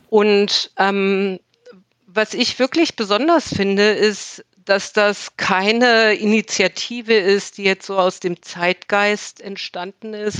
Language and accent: German; Berlin, Germany; moved away; Ich lebe mittlerweile wieder in Berlin. Berlin ist meine Heimatstadt.